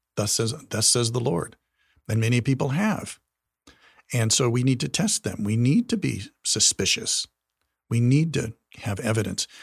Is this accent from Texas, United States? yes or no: no; Wyoming, United States; I'm from Wyoming, and we would visit my grandparents' place in Buffalo, Wyoming